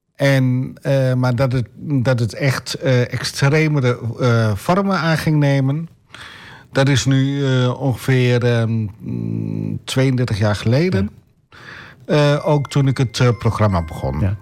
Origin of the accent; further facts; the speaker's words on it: Enter, Overijssel, Netherlands; moved away as an adult; now in Almelo, Netherlands; ik ben opgegroeid in Enter. Daar heb ik, mij, daar heb ik gewoond tot mijn 25ste.